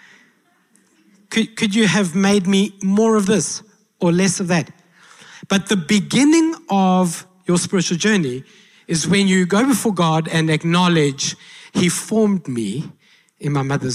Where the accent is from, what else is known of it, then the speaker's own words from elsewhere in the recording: South Africa; I said, South Africa